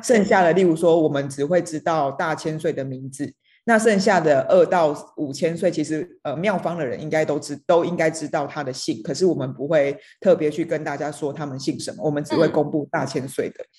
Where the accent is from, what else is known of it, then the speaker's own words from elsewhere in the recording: Donggang, Pingtung County, Taiwan; 像我们在东港长大